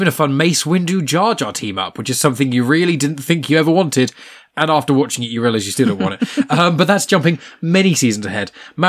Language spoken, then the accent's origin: English; Scotland, United Kingdom; Fucking shite being Scottish.